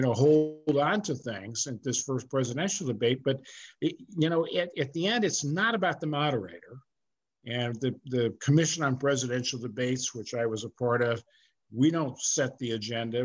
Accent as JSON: {"language": "English", "region": "California", "country": "United States", "tie": "born or raised there", "said": "I was growing up in California"}